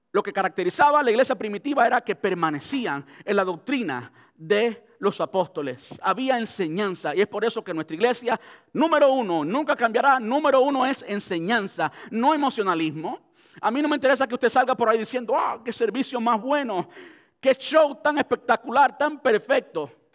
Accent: Cuba; moved away; crecí en Cuba donde se mendigaba pan

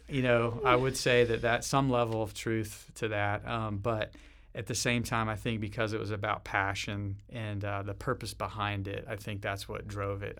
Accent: Nashville, Tennessee, United States; moved away as an adult; also born or lived in western United States; where I came from growing up in Nashville, Tennessee, kind of the southern way

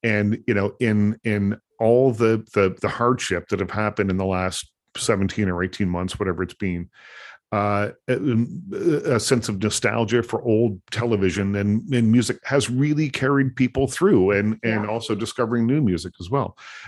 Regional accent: East Coast, United States; I used to hitchhike when I was a kid. I grew up on the East Coast, and it was just one of the ways that we got around.

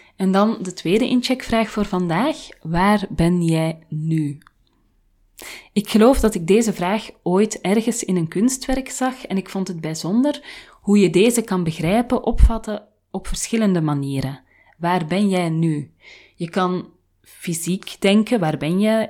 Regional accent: Flanders, Belgium; moved away as an adult; now in Haarlem, Netherlands; in een land waar ik niet geboren ben, want ik ben Vlaams. En de grenzen met mijn thuisland zijn zo goed als dicht

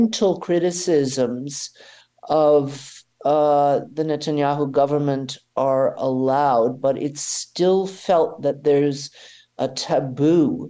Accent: Atlanta, Georgia, United States; now in Germany; I grew up in Atlanta, Georgia at a time when our synagogue was bombed

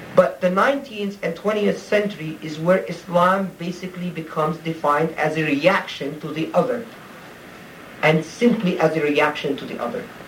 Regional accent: Egypt; moved away; I grew up in Egypt

